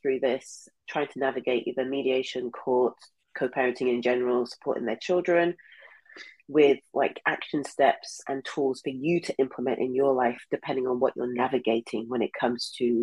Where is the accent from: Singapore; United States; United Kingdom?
United Kingdom; England; moved away; I'm from England